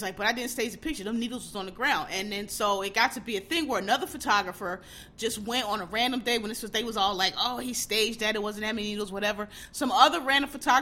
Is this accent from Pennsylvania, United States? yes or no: yes; Philadelphia, Pennsylvania, United States; moved away; also born or lived in New York City; I'm born and raised in Philly. I haven't, you know, lived there in a while